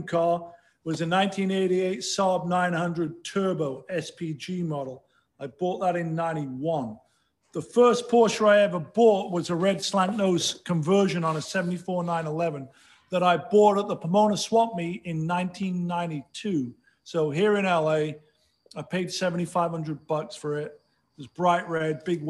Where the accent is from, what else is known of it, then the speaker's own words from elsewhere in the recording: Sheffield, Yorkshire and the Humber, United Kingdom; moved away as an adult; now in United States; I grew up in Sheffield, England